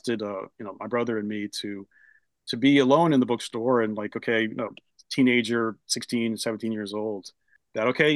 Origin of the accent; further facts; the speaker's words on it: Rehoboth Beach, Delaware, United States; moved away; also born or lived in California; we moved from California to Rehoboth Beach, and so I lived in that small town